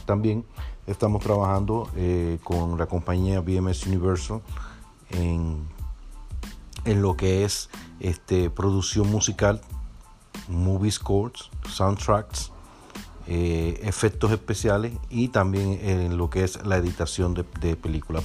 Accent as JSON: {"language": "Spanish", "country": "Dominican Republic", "tie": "born or raised there", "moved": "yes"}